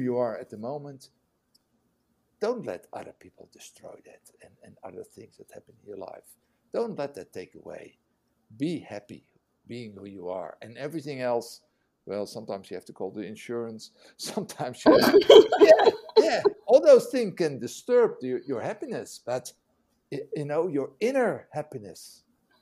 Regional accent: Netherlands; English is a second language; a Dutch guy who learned English in prison

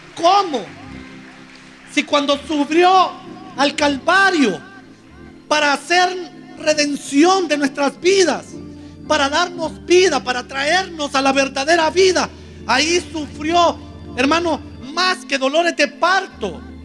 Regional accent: Honduras; todos los hondureños

